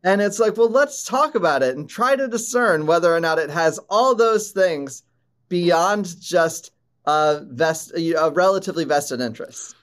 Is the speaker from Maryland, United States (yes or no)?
yes; Maryland, United States; I grew up in Maryland.